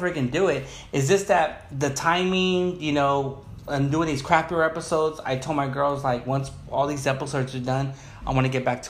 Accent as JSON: {"language": "English", "town": "Long Beach", "region": "California", "country": "United States", "tie": "born or raised there", "said": "we're at my hometown, my guest's hometown, the city of Long Beach"}